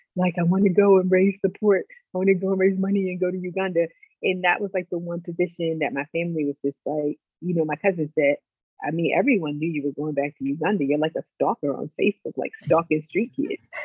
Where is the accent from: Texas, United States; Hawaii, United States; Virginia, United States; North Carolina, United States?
Virginia, United States; Lexington; also born or lived in Farmville, Virginia; I'm from Lexington, Virginia, a small town